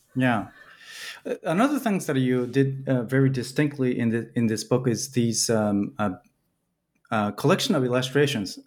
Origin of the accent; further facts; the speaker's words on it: Tokyo, Japan; moved away; also born or lived in Belgium; I'm from Tokyo